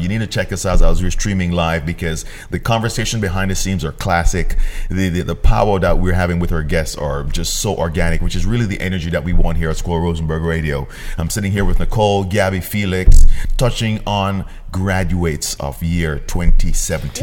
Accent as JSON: {"language": "English", "country": "Jamaica", "tie": "born or raised there", "moved": "yes", "said": "growing up in Jamaica, where uniform was also very beneficial for us"}